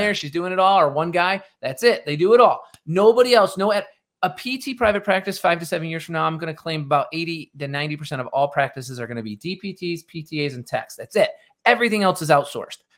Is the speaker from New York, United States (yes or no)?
yes; Rochester, New York, United States; I'm originally from Rochester, New York, outside Rochester in the suburbs